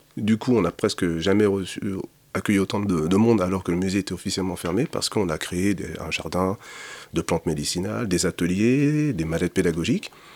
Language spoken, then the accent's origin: French; Sarcelles, Île-de-France, France; je suis né à Sarcelles